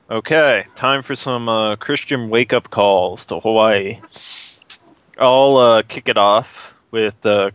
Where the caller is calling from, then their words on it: Quebec, Canada; I'm calling from Quebec.